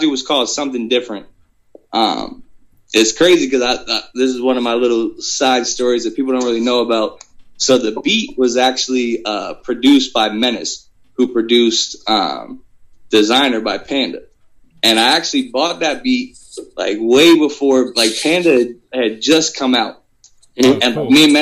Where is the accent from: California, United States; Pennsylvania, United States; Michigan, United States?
Pennsylvania, United States; Jonestown; now in Harrisburg, United States; me growing up in Jonestown